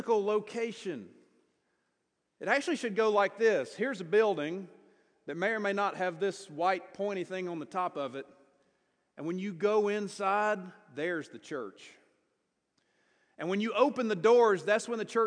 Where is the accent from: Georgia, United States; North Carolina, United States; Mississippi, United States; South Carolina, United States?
South Carolina, United States; Greenville; also born or lived in Louisville, Kentucky; now in Salt Lake City, United States; I grew up in Greenville, South Carolina.